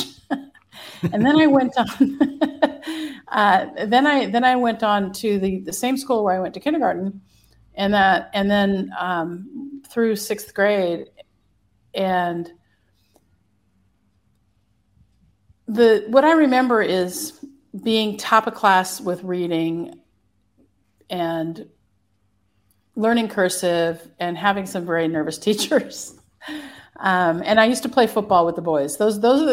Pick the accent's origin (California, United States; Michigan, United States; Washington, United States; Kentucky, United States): Washington, United States; Pullman; I was born in Pullman, Washington, in the USA, in October of 1964